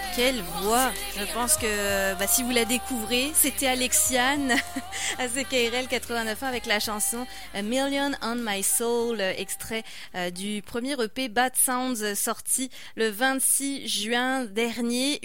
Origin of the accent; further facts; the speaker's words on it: France; accent: French; Tu as reconnu mon accent français aussi